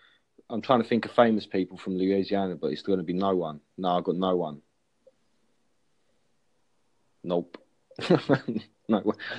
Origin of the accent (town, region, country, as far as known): England, United Kingdom; accent: English